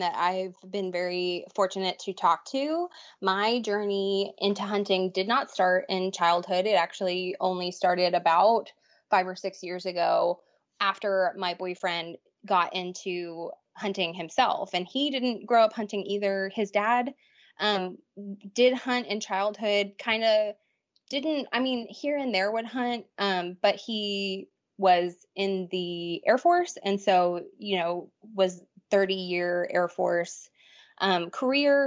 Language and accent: English; Texas, United States; born and raised in Texas